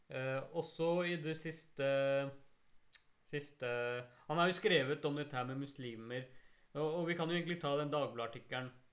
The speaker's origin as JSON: {"language": "Norwegian", "country": "Norway", "said": "vi som mm. muslimer i Norge mm. og som nordmenn"}